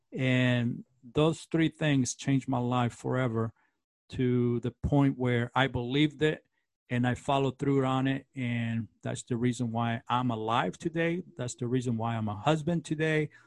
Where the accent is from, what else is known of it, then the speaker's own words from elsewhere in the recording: Los Angeles, California, United States; also born or lived in Central America; I was born in, kind of raised in Central America, and then my mother was born in Los Angeles, and so I we came back to the United States and I grew up in East L A.